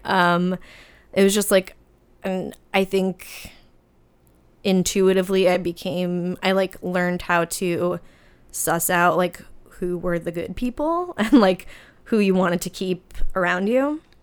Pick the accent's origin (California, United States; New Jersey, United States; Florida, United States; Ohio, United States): New Jersey, United States; I'm from New Jersey